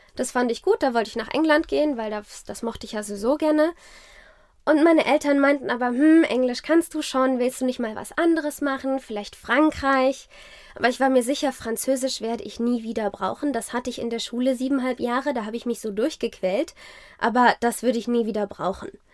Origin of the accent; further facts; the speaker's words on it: Zornheim, Rhineland-Palatinate, Germany; also born or lived in France / South Africa / Geisenheim; Genau, ich bin in Rheinhessen groß geworden. Ich bin in Zornheim aufgewachsen.